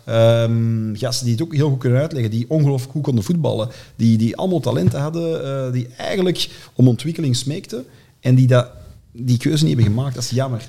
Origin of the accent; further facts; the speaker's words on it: Antwerp, Flanders, Belgium; ik ben opgegroeid in Deuren-Zuid, onder de rand van Borgerhout